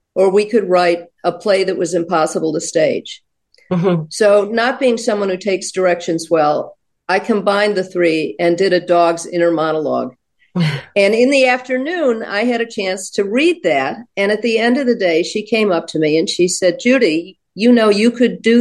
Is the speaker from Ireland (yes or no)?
no; Baltimore, Maryland, United States; I'm from Baltimore